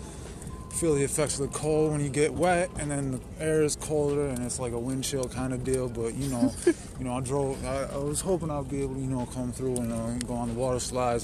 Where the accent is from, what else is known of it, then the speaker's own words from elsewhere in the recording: Binghamton, New York, United States; I'm a rapper from Binghamton, New York